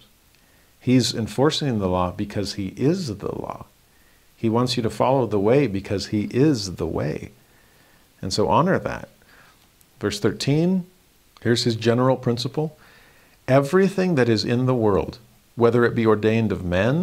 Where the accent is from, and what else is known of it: Los Angeles, California, United States; born or raised there; moved away as an adult